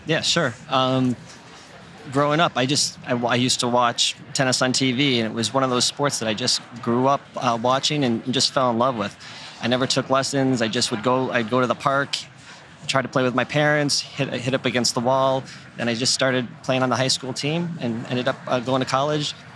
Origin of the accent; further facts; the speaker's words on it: York, Maine, United States; also born or lived in Andover, Massachusetts; So, um, so I grew up in York, Maine.